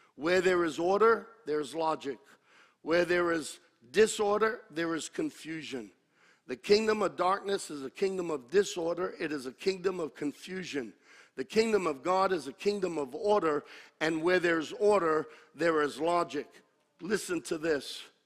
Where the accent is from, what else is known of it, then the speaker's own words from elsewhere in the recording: United States; I'm an American. And I'm proud to be an American